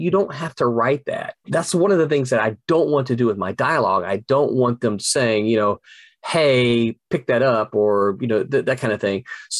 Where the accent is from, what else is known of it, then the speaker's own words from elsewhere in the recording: the South, United States; And the other thing is, I'm a Southerner. I have to make sure all of my characters don't say y'all.